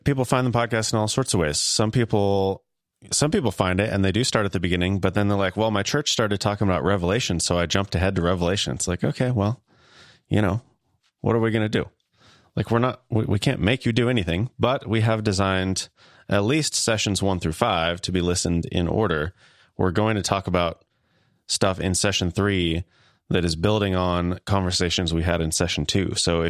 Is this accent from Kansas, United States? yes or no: yes; Kansas, United States; accent: Midwestern; I am from Kansas.